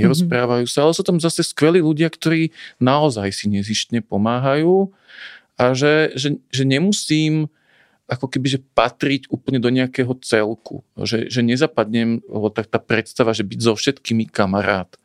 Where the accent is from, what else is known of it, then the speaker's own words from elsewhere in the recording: Bratislava, Bratislava Region, Slovakia; moved away as an adult; also born or lived in Banská Štiavnica area village; now in Banská Štiavnica area, Slovakia; Ja som teda rodený Bratislavčan, tu nás v tomto meste som mal kopec vzťahov